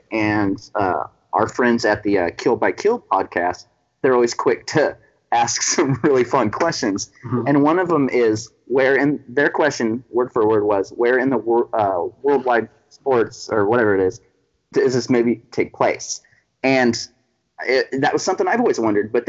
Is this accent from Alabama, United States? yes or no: no; Central Valley of California, United States; I was born and raised in California. I lived here my entire life